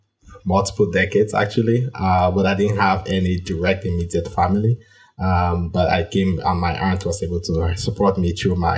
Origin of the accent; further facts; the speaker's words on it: Cameroon; moved away as an adult; now in New York City, United States; I am originally from Cameroon. I'm an African-born immigrant to the United States, and I've been in the United States for about 6.5 years now.